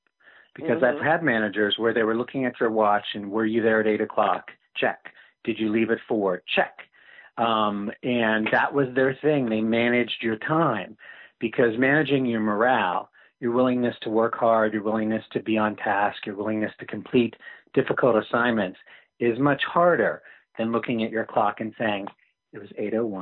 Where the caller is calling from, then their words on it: Virginia, United States; I'm calling from Virginia.